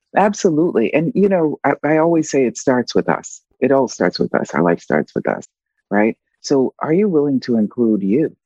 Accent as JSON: {"language": "English", "country": "United States", "moved": "as an adult", "lives_now": "Italy", "said": "I'm living um, outside of the US, right? Um, but of course, I'm still a US citizen"}